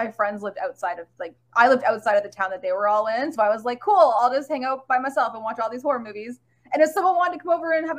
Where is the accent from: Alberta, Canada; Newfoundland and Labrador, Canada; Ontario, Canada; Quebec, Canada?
Ontario, Canada; Toronto; accent: valley accent; I'm from Toronto, Ontario